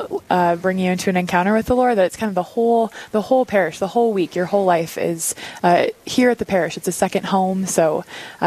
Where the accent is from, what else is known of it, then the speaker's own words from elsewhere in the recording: Dickinson, North Dakota, United States; moved away as an adult; also born or lived in Dallas, Texas; now in Rapid City, United States; I'm from Dickinson, North Dakota.